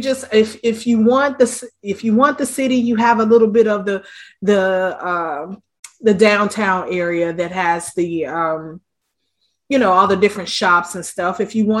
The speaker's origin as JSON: {"language": "English", "region": "Delaware", "country": "United States", "moved": "yes", "said": "I'm originally, well, not originally, but I'm from Delaware."}